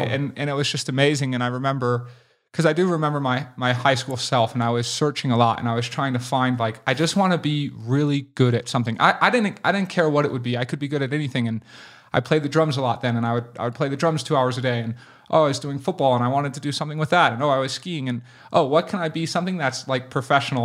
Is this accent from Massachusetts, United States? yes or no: no; Boulder, Colorado, United States; I grew up in Boulder